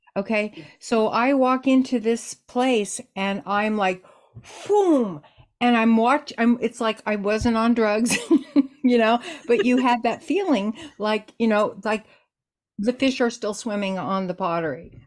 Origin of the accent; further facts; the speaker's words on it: Los Angeles, California, United States; growing up in Los Angeles at that time